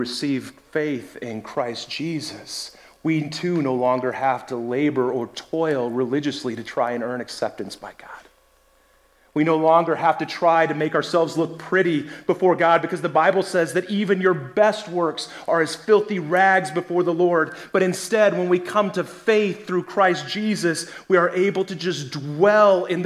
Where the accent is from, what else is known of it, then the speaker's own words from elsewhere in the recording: Colorado, United States; moved away; also born or lived in North Carolina; I grew up in Colorado